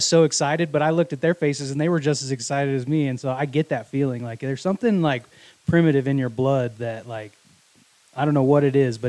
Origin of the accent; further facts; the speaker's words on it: Wyoming, United States; I was born in Wyoming.